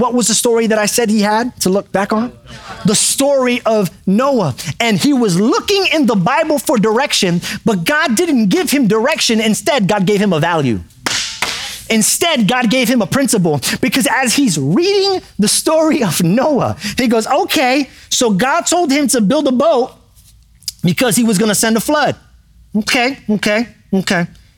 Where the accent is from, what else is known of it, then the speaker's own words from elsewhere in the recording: New York City, New York, United States; I grew up in New York City